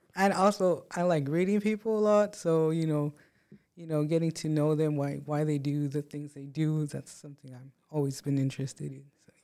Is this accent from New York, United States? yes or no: no; Presidio, Texas, United States; now in Odessa, United States; I came from Presidio, Texas, really small city, um, and small classes, small everything